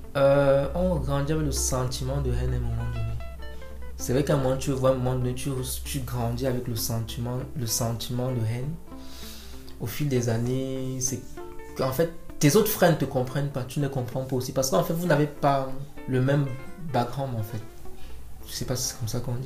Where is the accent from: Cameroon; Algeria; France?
Cameroon; je suis camerounais parce que ma mère est de l'Est elle est, elle est yabassienne. Mon père, lui, il est bangou